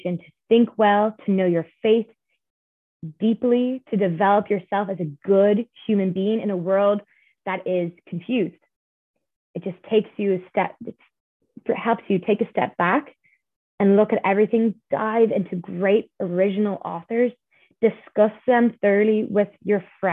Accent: Ireland; I'm from Ireland

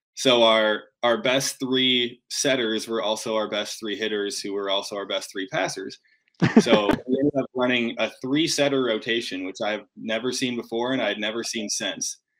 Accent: Grand Rapids, Michigan, United States; I'm from from Grand Rapids, Michigan originally

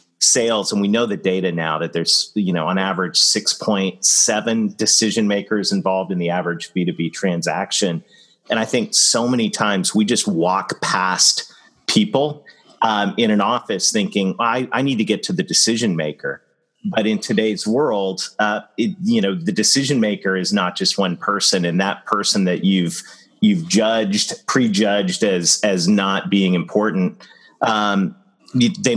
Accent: Ontario, Canada; growing up in Ontario

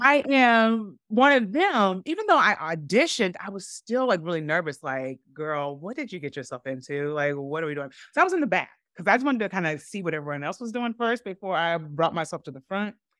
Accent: Evansville, Indiana, United States; moved away as an adult; grew up in Evansville

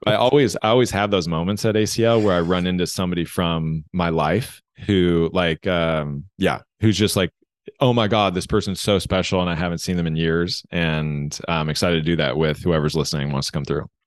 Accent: United States; growing up in American school systems

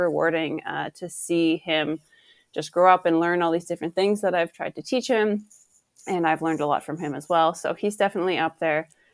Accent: Ottawa, Ontario, Canada; I grew up in Ottawa

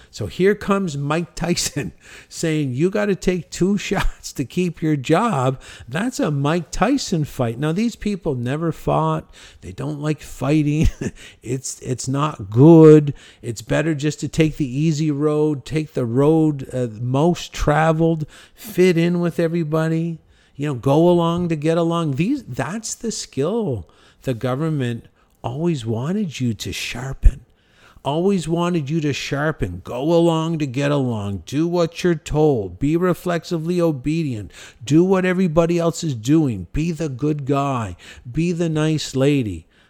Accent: Canada; our natural death rate in my hometown in Canada is five hundred

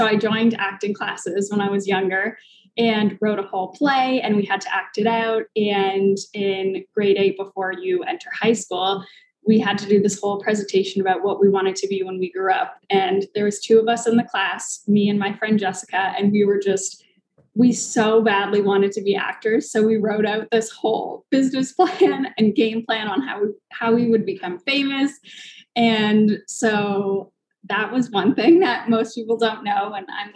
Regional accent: Belle River, Ontario, Canada; moved away; So the most southern point of Canada is basically where I grew up. So we border Michigan

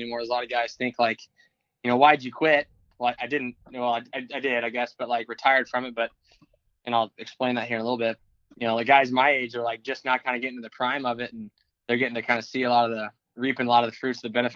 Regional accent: Dallas, Texas, United States; I grew up in Dallas.

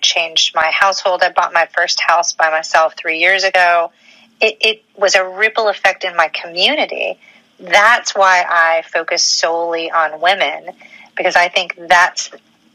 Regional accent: Memphis, Tennessee, United States; moved away; I am from the South originally. I'm from Memphis.

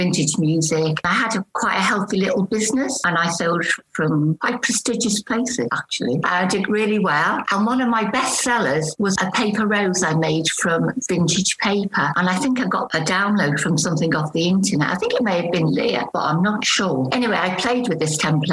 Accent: Liverpool, North West England, United Kingdom; now in Taunton, United Kingdom; But I'm originally from Liverpool. So you may pick up a bit of an accent.

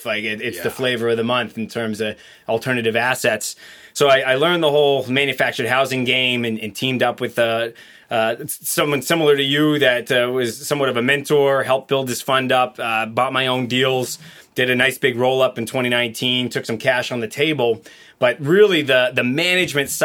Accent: Las Vegas, Nevada, United States; I grew up in Vegas as a teenager.

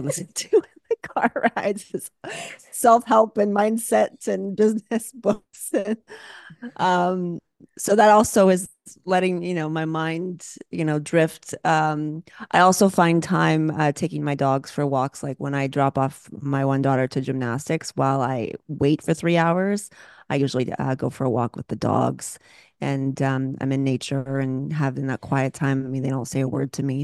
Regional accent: Canada; moved away as an adult; now in Los Angeles, United States; I'm Canadian

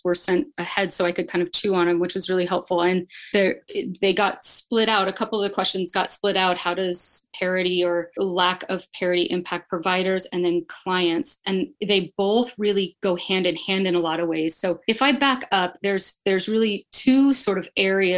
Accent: next to Bend, Oregon, United States; moved away as an adult; now in Boise, United States; I moved here in 2007 from Oregon, just because the places that I love are, I grew up next to Bend

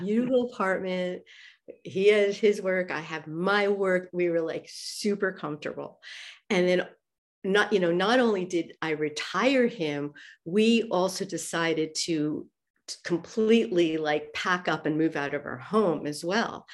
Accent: New York, United States; moved away as an adult; also born or lived in Zurich, Switzerland; now in Athens, Greece; even though I'm from New York, uh, I've been living in Switzerland and Zurich with him for almost twenty years

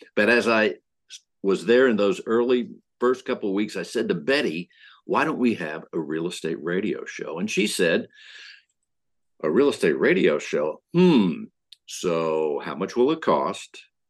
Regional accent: Pennsylvania, United States; now in Houston, United States; I grew up in Pennsylvania

